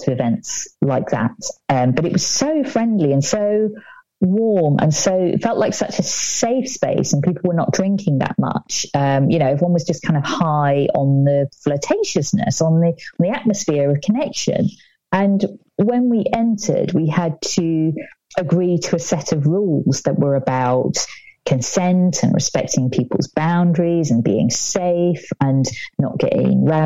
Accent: United Kingdom

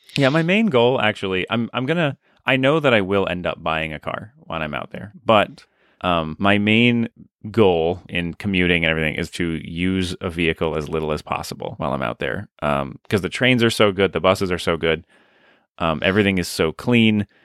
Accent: United States; as an American

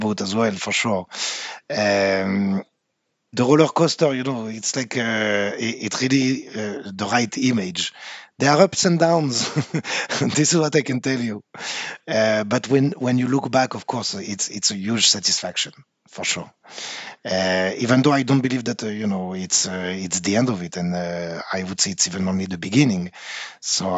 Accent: France; accent: French; English is a second language; moved away as an adult; now in Israel; I'm French. I don't think I can hide it, right, with my accent. Yeah, it's a very big surprise, I know. So grew up in France.

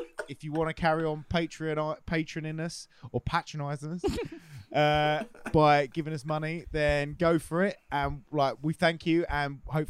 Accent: England, United Kingdom; because we're English

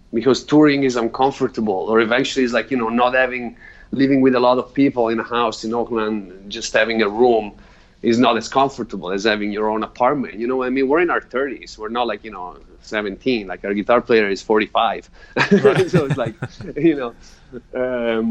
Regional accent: Italy; moved away; I grew up in Italy.

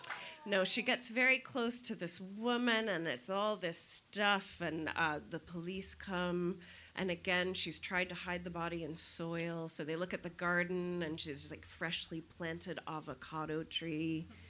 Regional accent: United States; Now I'm just an American

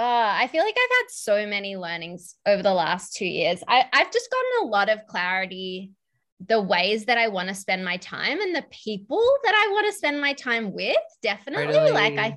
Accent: Melbourne, Victoria, Australia; So Steph and I grew up in Melbourne.

